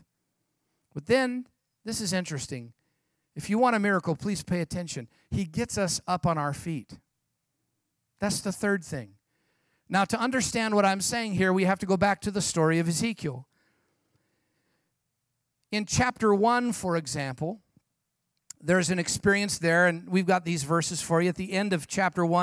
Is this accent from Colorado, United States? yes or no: no; San Jose, California, United States; I'm from San Jose, California, as Pastor John mentioned